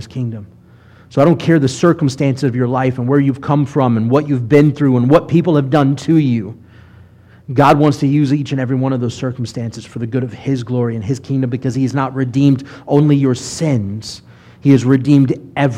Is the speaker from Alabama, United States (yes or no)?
yes; Mobile, Alabama, United States; I grew up in Mobile for middle school and high school